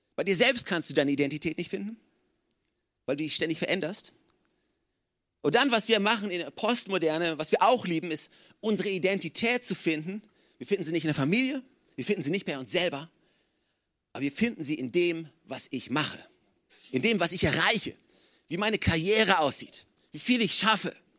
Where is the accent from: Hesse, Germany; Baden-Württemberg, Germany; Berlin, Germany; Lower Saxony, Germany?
Lower Saxony, Germany; Oldenburg; now in Regensburg, Germany; ich komme aus Oldenburg